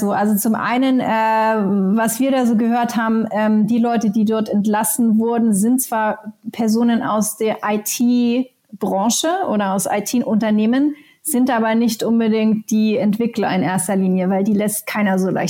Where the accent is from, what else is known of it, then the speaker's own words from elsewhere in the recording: Helsinki, Uusimaa, Finland; Meine alte Heimatstadt Helsinki ist ein ist ein äh, Emerging Tech Hub